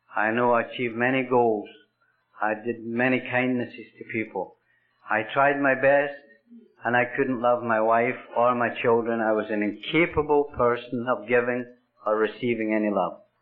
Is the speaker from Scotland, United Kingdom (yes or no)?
yes; Scotland, United Kingdom; now in Canada; I was born in Scotland, and I'm half Irish and I'm half Scots.